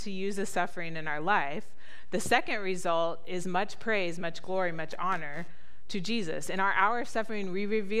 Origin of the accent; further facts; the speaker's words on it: United States; moved away as an adult; also born or lived in Ecuador; the comforts and conveniences of the life we grew up here in the United States